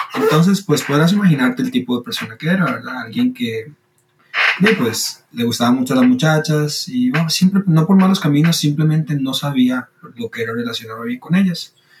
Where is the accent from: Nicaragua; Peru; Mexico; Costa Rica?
Costa Rica; Soy de Costa Rica, tengo 25 años